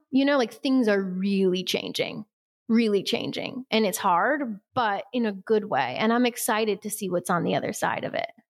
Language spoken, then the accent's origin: English; Midwest, United States; we're both from the Midwest